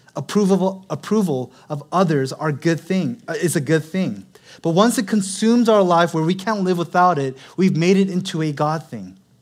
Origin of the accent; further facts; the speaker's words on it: Seattle, Washington, United States; now in Los Angeles, United States; I'm originally from Seattle. Born and raised, I'm a true Seattle Lite.